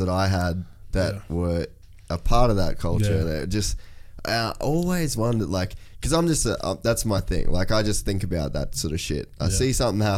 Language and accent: English; Cairns, Queensland, Australia; I grew up in Cairns, North Queensland